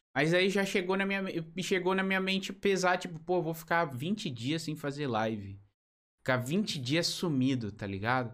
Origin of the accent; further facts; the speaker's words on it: São Paulo, Brazil; moved away as an adult; also born or lived in Portugal; now in Joinville, Brazil; eu vim de São Paulo, sempre morei lá, morei 22 anos lá, depois fui para Portugal, morei dois